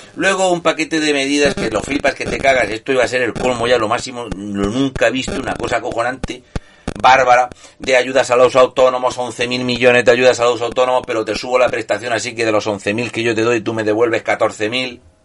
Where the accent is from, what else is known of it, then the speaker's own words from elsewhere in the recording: Murcia, Region of Murcia, Spain; yo soy de Murcia